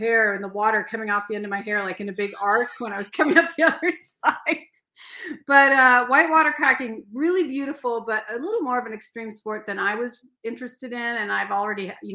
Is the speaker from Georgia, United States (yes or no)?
no; Seattle, Washington, United States; moved away; I grew up canoeing on Puget Sound